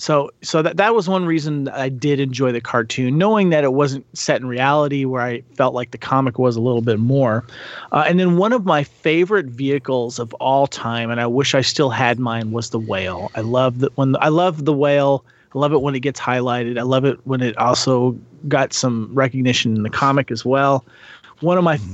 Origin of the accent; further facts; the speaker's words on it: Santa Barbara, California, United States; I grew up in Santa Barbara, California